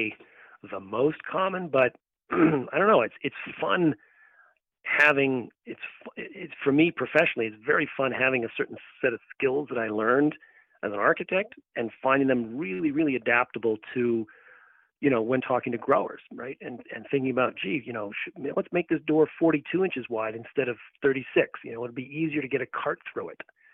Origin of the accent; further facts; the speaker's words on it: Massachusetts, United States; my home state